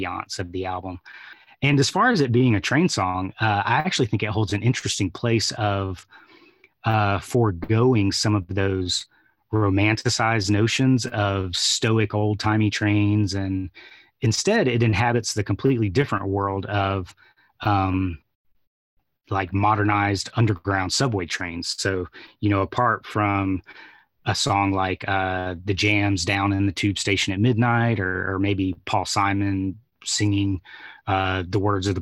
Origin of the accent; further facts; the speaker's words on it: Atlanta, Georgia, United States; being born and raised in Atlanta